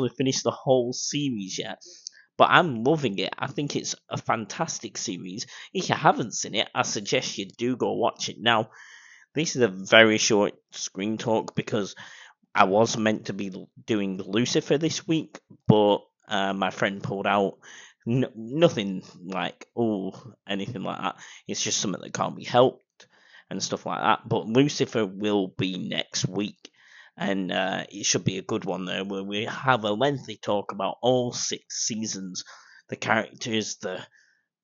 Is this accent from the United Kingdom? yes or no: yes; United Kingdom; I'm British.